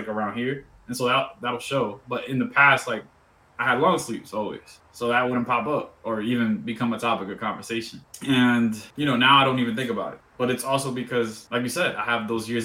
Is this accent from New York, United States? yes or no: yes; New York City, New York, United States; also born or lived in Dominican Republic; I'm from New York too. I'm from East New York, 75th Precinct.